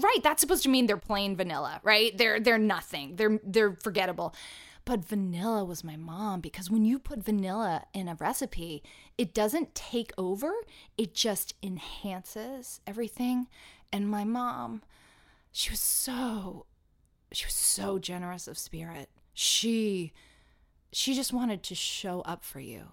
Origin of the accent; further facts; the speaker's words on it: Atlanta, Georgia, United States; now in New York City, United States; as a kid when I was growing up in Atlanta doing professional children's theater